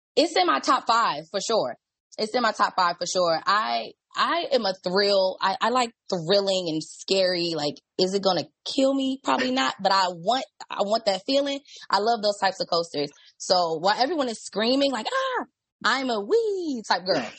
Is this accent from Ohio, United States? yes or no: no; Washington, District of Columbia, United States; I'm from DC.